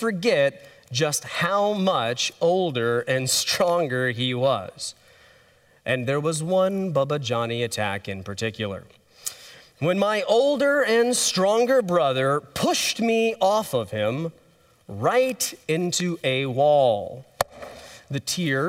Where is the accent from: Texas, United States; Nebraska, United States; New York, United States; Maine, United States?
Texas, United States; we're from Texas